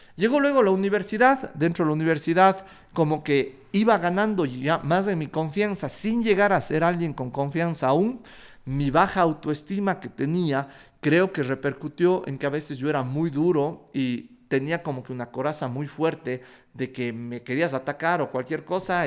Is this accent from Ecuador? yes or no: yes; Ecuador; soy un emprendedor ecuatoriano, que le encanta la guata y que quiere cambiar a su país.